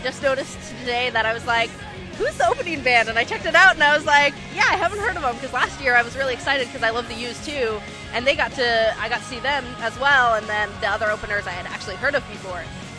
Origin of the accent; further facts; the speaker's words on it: Redlands, California, United States; I'm from Redlands, California.